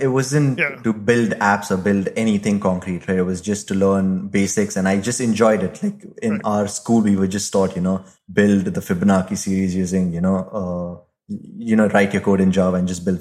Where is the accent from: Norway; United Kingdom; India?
India; Mumbai, Maharashtra; also born or lived in Bangalore; I initially used to work in Bangalore, but I'm originally from Mumbai. But during this pandemic, I just found a way to come back home